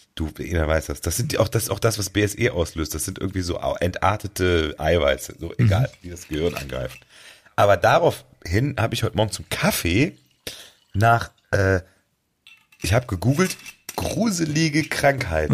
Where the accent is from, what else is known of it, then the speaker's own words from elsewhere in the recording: Germany; bei uns in Deutschland